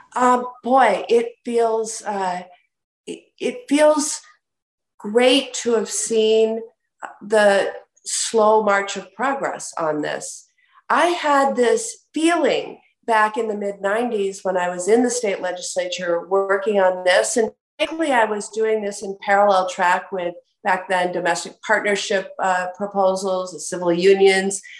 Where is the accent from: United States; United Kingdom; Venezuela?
United States; Wisconsin; my home state of Wisconsin